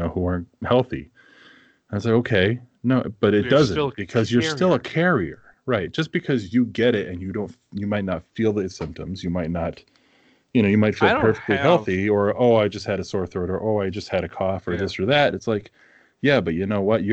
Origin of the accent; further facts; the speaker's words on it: East Coast, United States; now in Minnesota, United States; Growing up on the East Coast